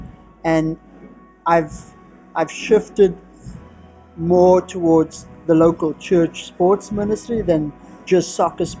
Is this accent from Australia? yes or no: no; Cape Town, Western Cape, South Africa; from South Africa, all the way in Cape Town, from a little community called Ocean View, which is at the very southern tip of Africa.